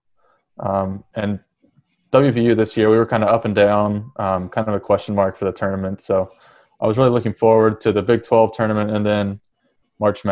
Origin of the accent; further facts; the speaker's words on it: West Virginia, United States; I grew up in West Virginia